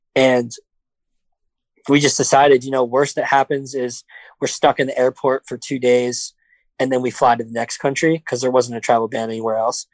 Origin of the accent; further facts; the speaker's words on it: New York City, New York, United States; I'm from the city. I'm from Brooklyn